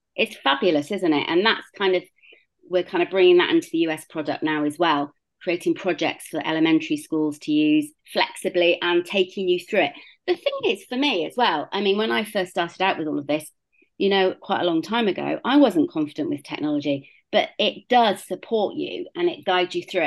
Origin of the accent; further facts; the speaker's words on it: Bristol, South West England, United Kingdom; moved away as an adult; also born or lived in South Africa; So, as you can hear, I'm British. I grew up in Bristol, um, which is a fairly large city in the southwest of the UK